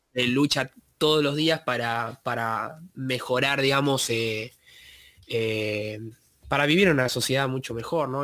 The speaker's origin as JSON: {"language": "Spanish", "region": "Buenos Aires Province", "country": "Argentina", "said": "somos de Buenos Aires"}